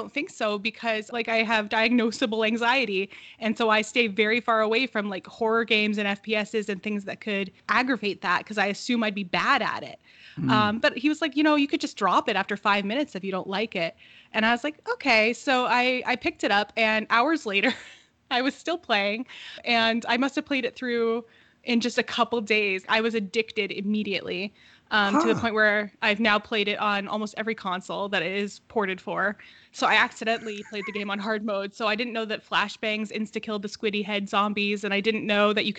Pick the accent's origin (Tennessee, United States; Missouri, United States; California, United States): California, United States; Los Angeles; I was born and raised in Los Angeles